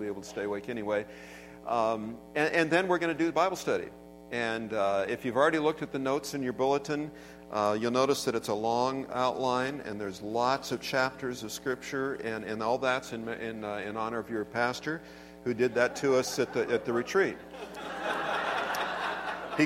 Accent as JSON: {"language": "English", "town": "Everett", "region": "Washington", "country": "United States", "tie": "born or raised there", "said": "I grew up in Everett, and so, you know, not that far away."}